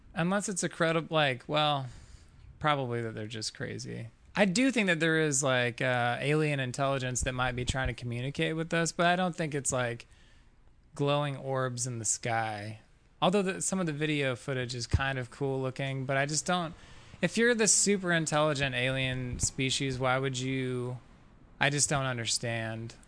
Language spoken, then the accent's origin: English; Fort Smith, Arkansas, United States; moved away as an adult; now in Colorado, United States; Northwest Arkansas. Fort Smith is where I was born